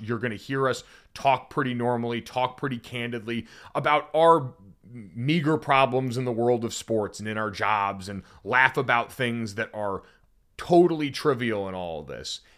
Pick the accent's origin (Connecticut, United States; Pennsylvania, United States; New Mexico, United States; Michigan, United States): Connecticut, United States; I grew up in Connecticut